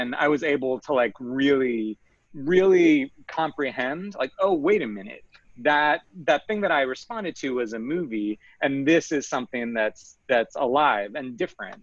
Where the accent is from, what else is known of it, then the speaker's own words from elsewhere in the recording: Long Island, New York, United States; I'm from Long Island originally, which is a land that is very near to New York City. And I'm from the suburbs.